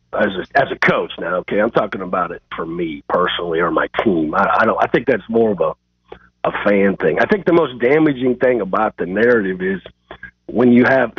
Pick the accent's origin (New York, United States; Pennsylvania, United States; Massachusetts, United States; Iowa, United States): Iowa, United States; I'm from Iowa.